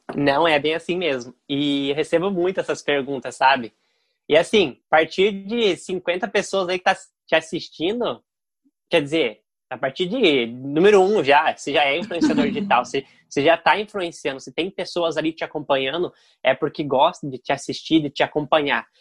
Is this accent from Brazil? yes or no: yes; Curitiba, Paraná, Brazil; eu sou de Curitiba